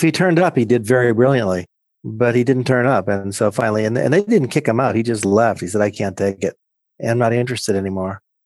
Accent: a small town in Pennsylvania, United States; I grew up in Penns, a small town in Pennsylvania

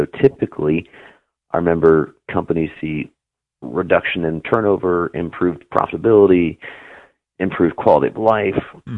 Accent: Juneau, Alaska, United States; also born or lived in Anchorage; Juneau and Anchorage mostly.

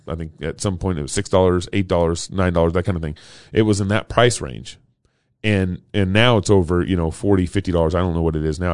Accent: Texas, United States; growing up in Texas in the 80s.

